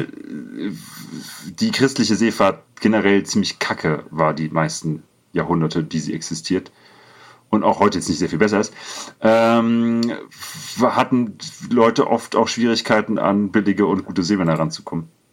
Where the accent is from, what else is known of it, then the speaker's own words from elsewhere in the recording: Alsbach-Hähnlein, Hesse, Germany; Es gibt als Bahrenland, wo ich herkomme, gibt es kein, kein Chinatown